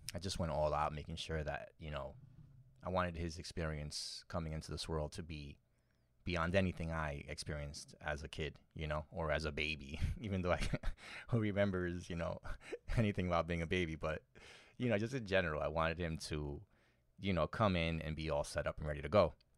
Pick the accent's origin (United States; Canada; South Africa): United States; New York City, New York; born and raised in New York City